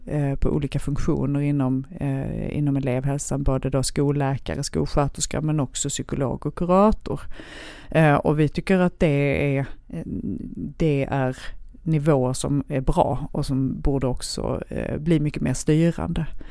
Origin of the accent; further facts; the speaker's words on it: Helsingborg, Skåne, Sweden; also born or lived in Lund; jag är född i Lund men uppvuxen ah. i Helsingborg